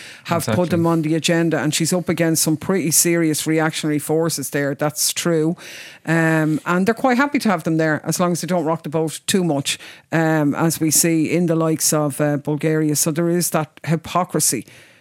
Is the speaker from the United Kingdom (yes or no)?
no; Ireland; We're coming from Ireland